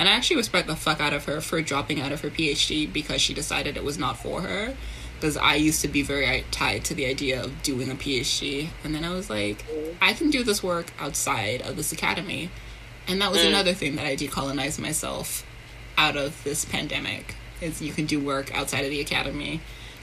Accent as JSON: {"language": "English", "region": "London", "country": "United Kingdom", "tie": "born or raised there"}